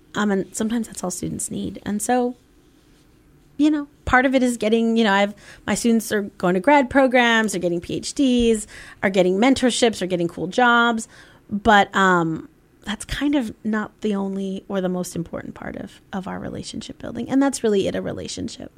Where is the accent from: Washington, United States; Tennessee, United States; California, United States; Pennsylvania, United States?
California, United States; Bay Area; moved away as an adult; also born or lived in Bloomington, Indiana; I grew up in the Bay Area, um, in California